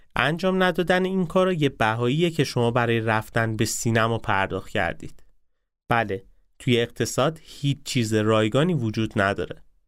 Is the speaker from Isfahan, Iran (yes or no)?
yes; Isfahan, Iran; با شهر خودم شروع کنم به اسمهانیا چی میگن